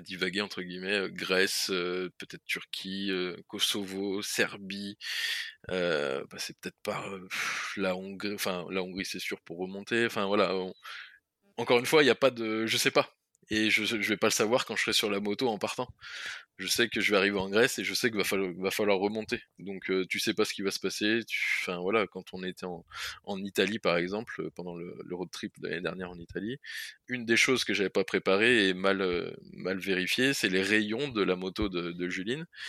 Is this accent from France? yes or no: yes; France; on vient de France